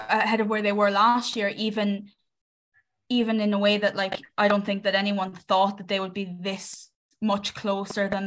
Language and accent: English; Ireland; I'm just Irish.